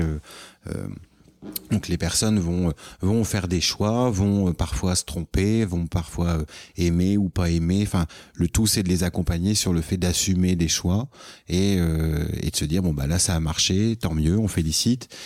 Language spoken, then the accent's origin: French; France; moved away as an adult; now in Quebec, Canada; on est français et donc on est étranger nous ici